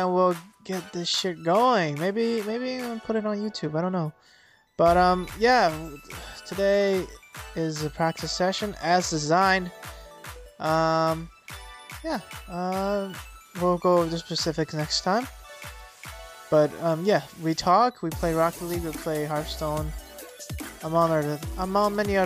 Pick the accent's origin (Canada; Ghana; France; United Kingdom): Canada; We're too Canadian for that.